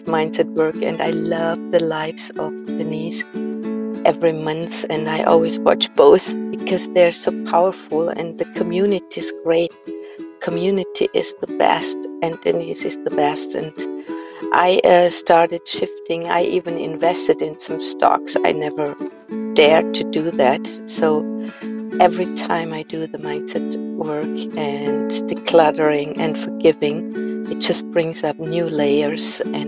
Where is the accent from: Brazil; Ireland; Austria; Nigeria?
Austria; I am from Austria